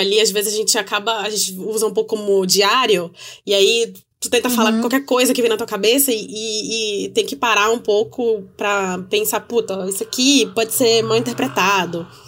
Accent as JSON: {"language": "Portuguese", "region": "North Region", "country": "Brazil", "said": "eu digo isso enquanto uma pessoa do norte do Brasil, que a gente, enquanto nortista"}